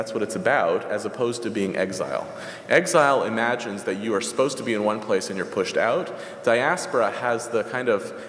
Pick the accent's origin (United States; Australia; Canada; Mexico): United States; I'm an American Jew.